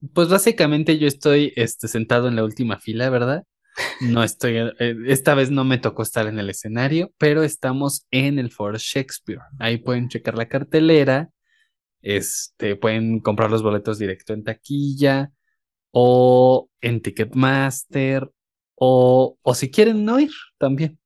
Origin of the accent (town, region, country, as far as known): Mexico